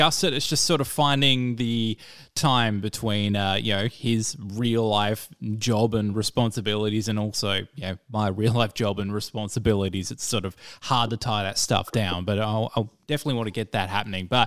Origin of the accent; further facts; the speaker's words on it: Perth, Western Australia, Australia; I'm from Perth